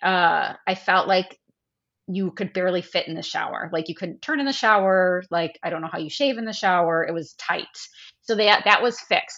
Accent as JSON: {"language": "English", "region": "Midwest", "country": "United States", "said": "Even as a Midwesterner"}